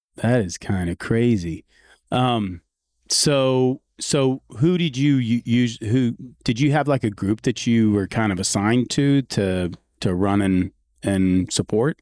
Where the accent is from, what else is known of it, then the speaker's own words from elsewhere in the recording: San Antonio, Texas, United States; growing up in San Antonio